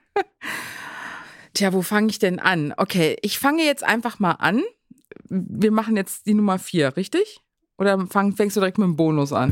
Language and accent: German; South Africa; now in Germany; ich bin ja selber in Südafrika zur Schule gegangen